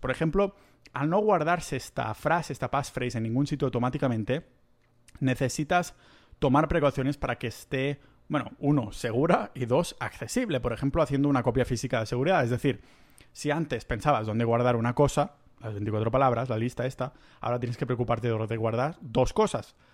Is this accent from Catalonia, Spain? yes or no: yes; Catalonia, Spain; como buen catalán que soy